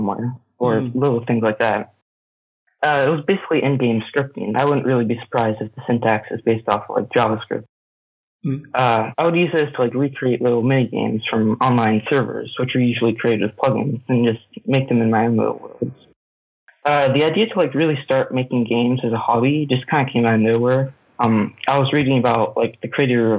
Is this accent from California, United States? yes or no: no; Pennsylvania, United States; So I grew up in Pennsylvania. I lived there my whole life